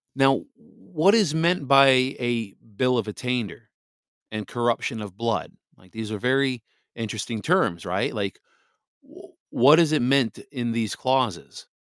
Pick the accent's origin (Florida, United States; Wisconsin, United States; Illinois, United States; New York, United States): Wisconsin, United States; this is my home state, Wisconsin